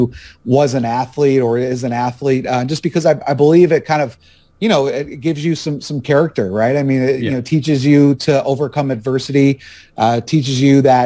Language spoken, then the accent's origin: English; Buffalo, New York, United States; moved away as an adult; now in Raleigh, United States; I was born and raised up there in Buffalo